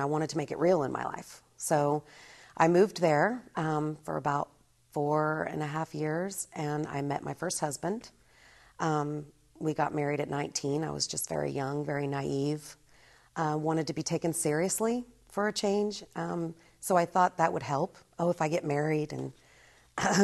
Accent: Norman, Oklahoma, United States; I was born in Oklahoma, Norman, Oklahoma, and raised there pretty much

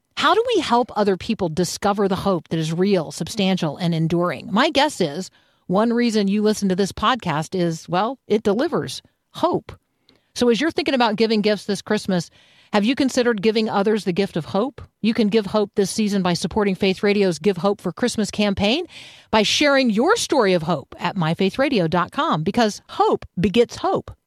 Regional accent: Tampa, Florida, United States; also born or lived in Indiana; because I grew up in Tampa.

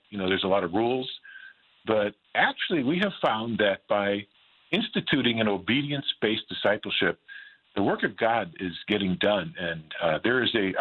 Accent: Green Bay, Wisconsin, United States; moved away as an adult; now in Southern California, United States; I was kind of the high school bully growing up in Green Bay.

